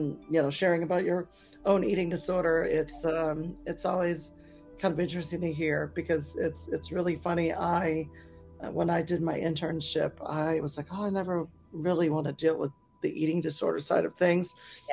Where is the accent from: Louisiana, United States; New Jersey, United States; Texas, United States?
Louisiana, United States; New Orleans; also born or lived in New York City; now in Seattle, United States; myself, I moved from New Orleans to New York City, and I live in Seattle. And it's like, you can always go home if it sucks.